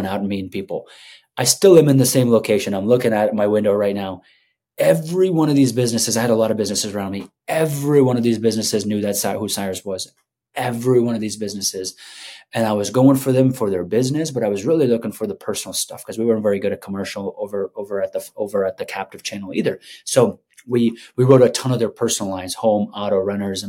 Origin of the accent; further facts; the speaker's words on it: Afghanistan; moved away; I'm from Afghanistan.